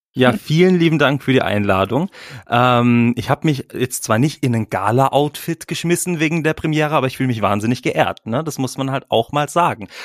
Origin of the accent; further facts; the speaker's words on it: Freiburg, Baden-Württemberg, Germany; moved away as an adult; now in Bern, Switzerland; ich bin aus Freiburg, komme aus Freiburg, dort bin ich geboren.